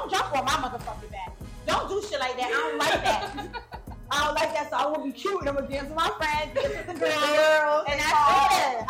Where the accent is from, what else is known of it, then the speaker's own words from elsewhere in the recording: Jamaica; I'm Jamaican, so I love skin out my boom boom.